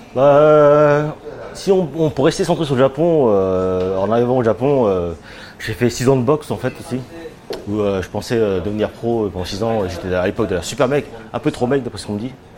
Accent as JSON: {"language": "French", "area": "Seine-et-Marne", "region": "Île-de-France", "country": "France", "also_born_or_lived": "Tokyo", "moved": "as an adult", "lives_now": "Japan", "said": "je suis français, de, euh, de, l'Île-de-France, je suis de Seine-et-Marne"}